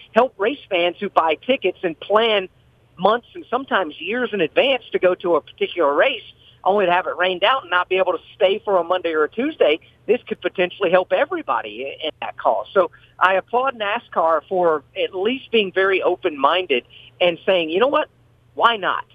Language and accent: English; Indianapolis, Indiana, United States; moved away; also born or lived in Florida / North Carolina; grew up uh, around the Indianapolis Motor Speedway. I'm from Indiana originally